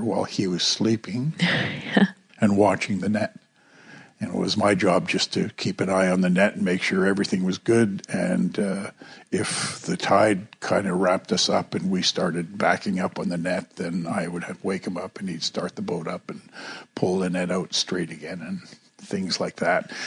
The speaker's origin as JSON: {"language": "English", "town": "Kitkatla", "region": "British Columbia", "country": "Canada", "tie": "born or raised there", "also_born_or_lived": "Greenville (Nass River), British Columbia", "said": "I was baptized in St. Peter's Anglican Church in Kitkatla, which is my home village"}